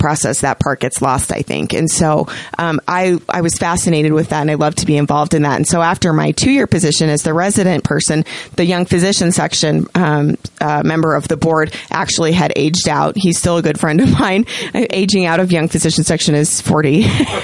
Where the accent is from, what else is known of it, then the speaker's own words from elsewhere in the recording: Idaho, United States; moved away as an adult; also born or lived in Utah; most of us, you know, kids who were born and raised in Idaho, we want to go back.